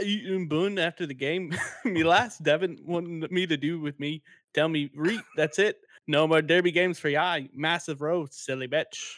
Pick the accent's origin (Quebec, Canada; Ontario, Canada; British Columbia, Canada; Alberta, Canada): Ontario, Canada; Kemptville; I'm from Kempville